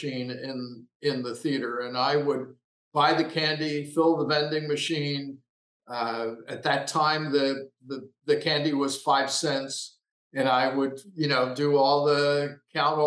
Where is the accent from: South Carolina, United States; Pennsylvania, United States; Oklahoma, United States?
Pennsylvania, United States; Lower Merion; now in Los Angeles, United States; I grew up in Lower Merion, Pennsylvania, which is just outside the Philadelphia city limits